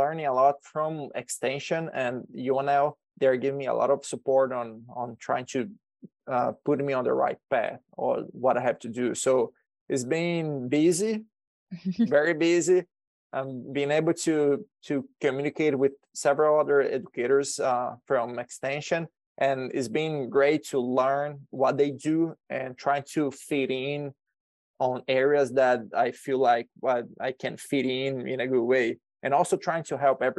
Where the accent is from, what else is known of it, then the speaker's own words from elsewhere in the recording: Brazil; moved away as an adult; also born or lived in Alabama, United States; now in Nebraska, United States; I'm originally from Brazil, so I was born in Brazil. And in 2019, I came here to the U.S.